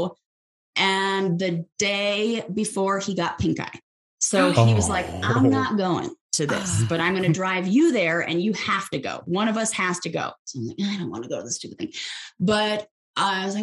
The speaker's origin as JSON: {"language": "English", "town": "Los Angeles", "region": "California", "country": "United States", "tie": "born or raised there", "also_born_or_lived": "San Francisco", "said": "I was born and raised in Los Angeles and grew up there, not San Francisco."}